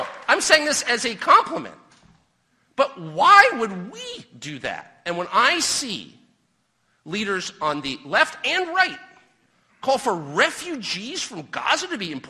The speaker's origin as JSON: {"language": "English", "country": "United States", "tie": "born or raised there", "said": "I am an American. I was born here. I will die here."}